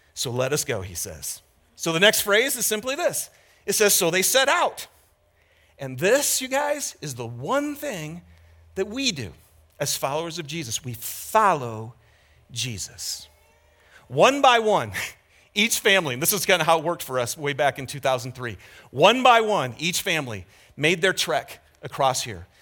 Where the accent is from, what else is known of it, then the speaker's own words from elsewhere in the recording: Lapeer, Michigan, United States; moved away; I grew up in Michigan